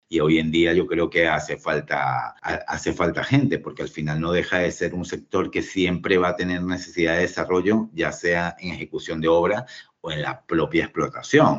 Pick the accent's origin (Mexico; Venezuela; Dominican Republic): Venezuela; moved away as an adult; also born or lived in Spain / Galicia / Cantabria / Chile; yo nací en Venezuela, soy hijo de migrantes, estudié allí la carrera de Ingeniería Civil